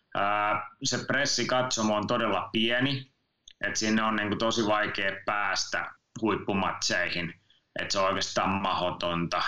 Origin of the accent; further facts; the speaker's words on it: Finland; mä oon Suomesta